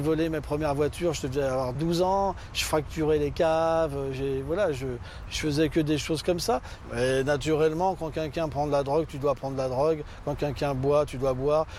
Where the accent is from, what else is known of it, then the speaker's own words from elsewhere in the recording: Bagnolet, Île-de-France, France; also born or lived in Levallois-Perret; Je suis né à Levallois-Perret et mes parents, après, ils ont euh, déménagé et ils ont été sur Bagnolet